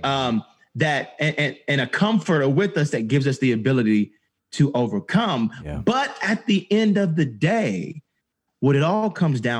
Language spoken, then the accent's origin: English; Atlanta, Georgia, United States; growing up in Atlanta